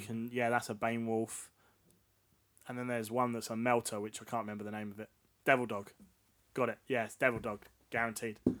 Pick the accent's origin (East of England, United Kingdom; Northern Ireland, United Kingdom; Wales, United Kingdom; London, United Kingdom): East of England, United Kingdom; Essex; We're both from Essex